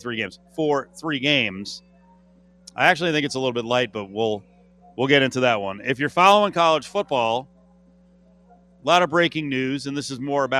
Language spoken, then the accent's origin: English; New Jersey, United States; I'm actually from New Jersey, from Central Jersey, from like Belmar and Asbury Park